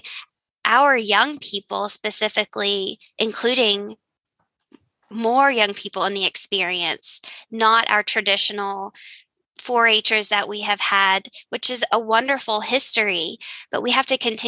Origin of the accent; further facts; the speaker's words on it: Eastern Kentucky, United States; my family is from Appalachia. We're from Eastern Kentucky.